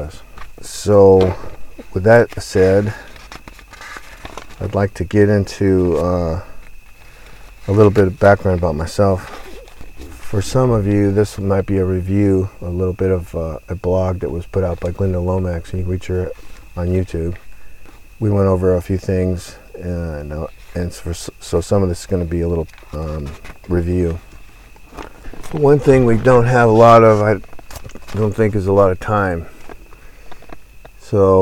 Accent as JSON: {"language": "English", "region": "Southern California", "country": "United States", "tie": "born or raised there", "said": "I grew up in Southern California. I went to school there. I was born there."}